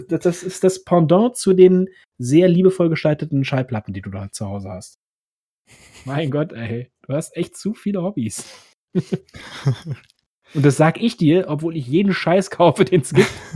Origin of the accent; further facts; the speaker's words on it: Berlin, Germany; Ich komme ja aus dem Osten, also Ostberlin. Und ähm, da bin ich auch im Kindergarten gewesen und alles.